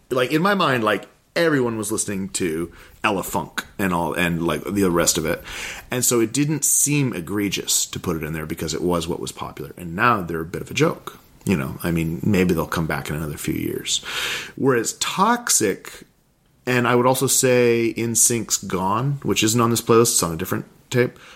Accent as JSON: {"language": "English", "town": "Kodiak", "region": "Alaska", "country": "United States", "tie": "born or raised there", "also_born_or_lived": "Anchorage, Alaska", "said": "it would take 20 minutes to get anywhere in my hometown in Kodiak"}